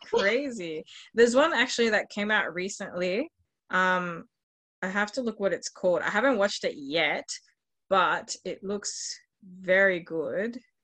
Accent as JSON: {"language": "English", "country": "Australia", "tie": "born or raised there", "said": "growing up in Australia, like there's not that many Venezuelans, which is the background my mom's from"}